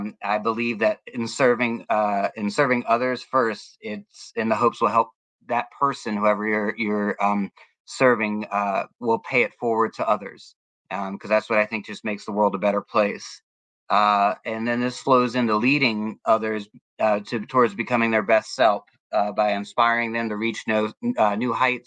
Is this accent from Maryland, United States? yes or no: yes; Germantown, Maryland, United States; now in Florida, United States; I grew up in Germantown, Maryland